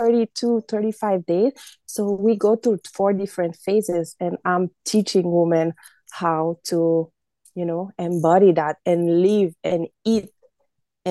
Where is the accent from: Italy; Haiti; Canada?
Haiti; now in Massachusetts, United States; I live right now in the United States in Massachusetts, but I grew up in Haiti